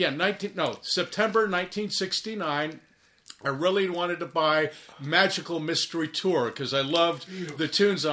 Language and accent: English; Princeton, New Jersey, United States; Growing up in Princeton